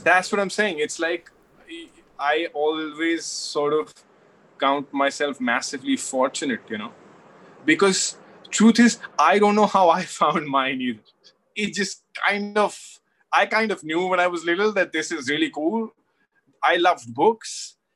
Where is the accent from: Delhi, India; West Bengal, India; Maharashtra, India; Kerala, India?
Delhi, India; I'm from Delhi